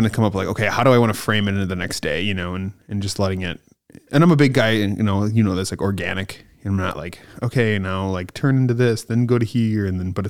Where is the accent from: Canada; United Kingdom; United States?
United States; Stevens Point, Wisconsin; I'm from Stevens Point